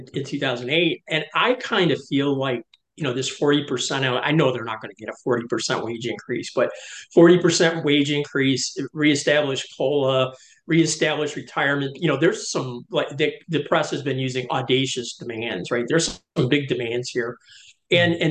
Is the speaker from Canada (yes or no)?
no; Detroit, Michigan, United States; I grew up in Detroit